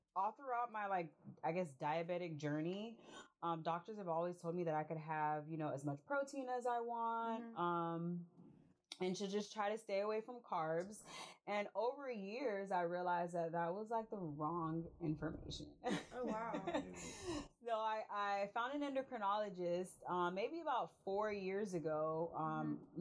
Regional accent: Immokalee, Florida, United States; also born or lived in Tampa, Florida; now in Valdosta, United States; I am also from South Florida. We're from an itty bitty town called Immokalee.

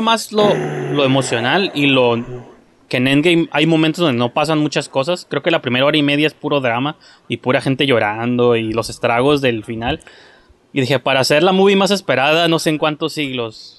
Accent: Tijuana, Baja California, Mexico; somos de Tijuana

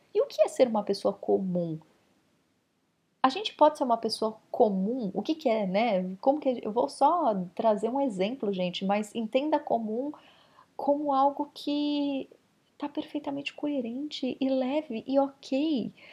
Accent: São Paulo, Brazil; São Paulo capital, que foi onde eu cresci

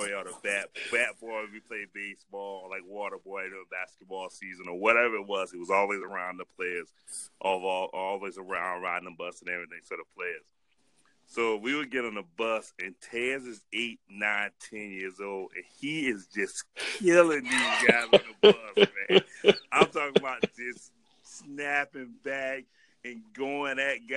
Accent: Holly Hill, United States; we're all from Holly Hill

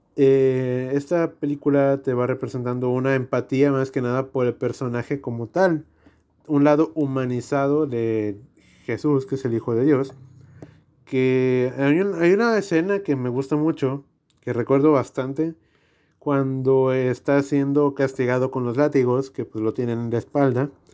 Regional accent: Mexico; somos mexicanos

